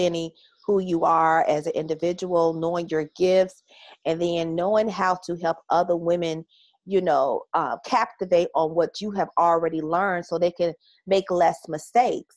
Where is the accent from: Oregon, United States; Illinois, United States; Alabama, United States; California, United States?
Illinois, United States; Chicago; accent: Southern; also born or lived in Mississippi / Houston, Texas; I am from Chicago, and my family is from Mississippi. So they call me Southern